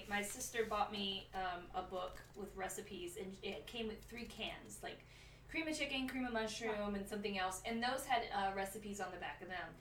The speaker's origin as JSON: {"language": "English", "region": "England", "country": "United Kingdom", "said": "I'm English. We drink tea."}